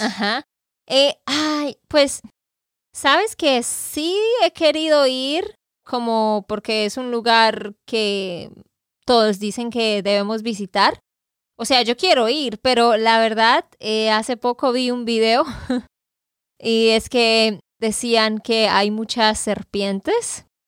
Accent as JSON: {"language": "Spanish", "region": "Santander", "country": "Colombia", "said": "de Santander, Colombia"}